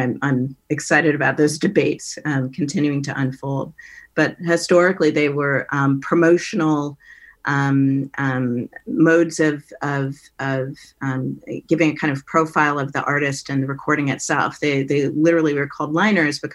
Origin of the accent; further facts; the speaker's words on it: Menlo Park, California, United States; my relationship with my sister as a child growing up in Menlo Park